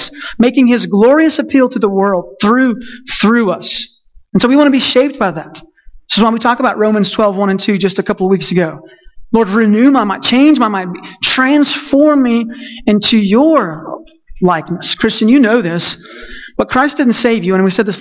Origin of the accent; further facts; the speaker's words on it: Texas, United States; I'm Texan